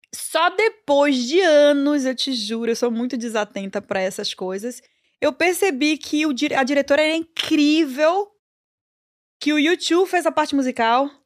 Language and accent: Portuguese; Salvador, Bahia, Brazil; also born or lived in São Paulo; now in New York, United States; Eu nasci na Bahia e tenho muito orgulho disso